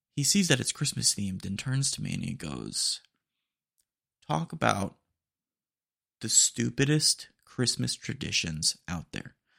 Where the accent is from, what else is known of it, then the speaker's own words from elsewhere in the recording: Texas, United States; accent: twang; I say it with a little bit of twang. Um, couldn't help it, you know, 'cause I'm, I'm Texan